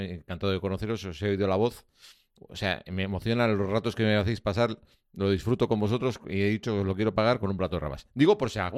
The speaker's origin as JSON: {"language": "Spanish", "town": "Pamplona", "region": "Navarre", "country": "Spain", "said": "Soy de Pamplona"}